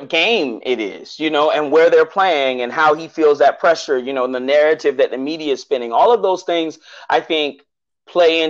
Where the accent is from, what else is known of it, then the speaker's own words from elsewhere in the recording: Atlanta, Georgia, United States; I'm from Atlanta